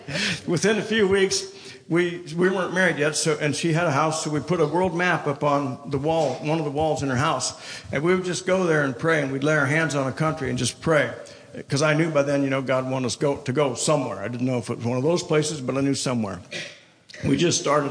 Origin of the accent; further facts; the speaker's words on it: Colorado, United States; moved away; also born or lived in India / Tulsa, Oklahoma; I'm from Colorado